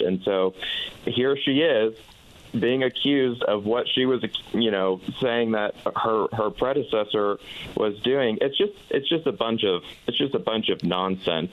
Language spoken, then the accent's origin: English; Central Florida, United States; I'm from Central Florida and from a small county